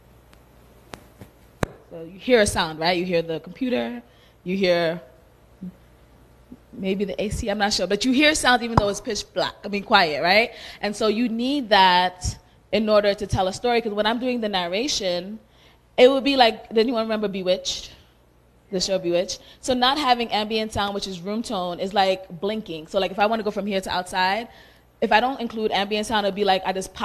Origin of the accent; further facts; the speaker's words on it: United States; also born or lived in Sierra Leone; I grew up in America all my life